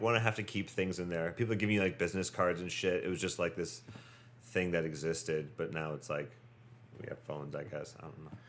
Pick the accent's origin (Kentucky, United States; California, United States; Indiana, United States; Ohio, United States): Ohio, United States; Medina; moved away as an adult; also born or lived in Painesville, Ohio / Cleveland, Ohio; now in New York City, United States; Born in Painesville, Ohio. Grew up in Medina, Ohio. Went to high school in Cleveland, Ohio.